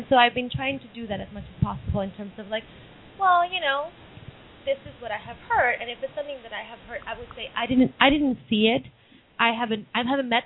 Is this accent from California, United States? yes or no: no; New York, United States; as a New Yorker and as a Latina